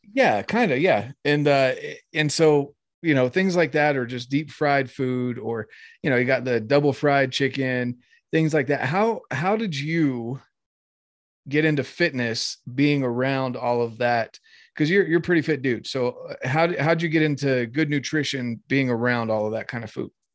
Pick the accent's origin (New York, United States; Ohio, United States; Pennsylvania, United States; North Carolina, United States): North Carolina, United States; growing up in North Carolina